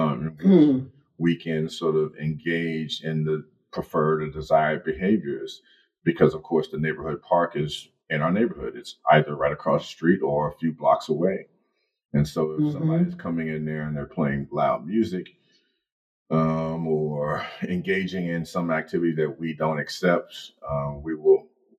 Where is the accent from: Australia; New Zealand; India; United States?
United States; Chicago, Illinois; growing up in Chicago